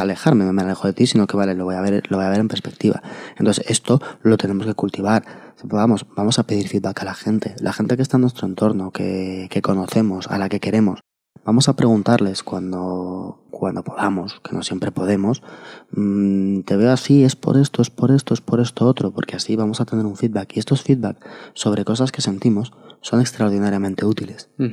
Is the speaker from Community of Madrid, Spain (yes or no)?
yes; Madrid, Community of Madrid, Spain; Nosotros somos de Madrid